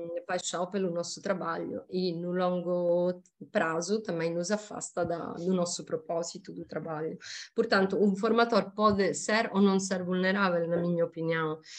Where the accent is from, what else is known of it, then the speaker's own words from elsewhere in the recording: Sicily, Italy; Portuguese is a second language; moved away as an adult; also born or lived in Mozambique; now in Portugal; eu sou da Sicília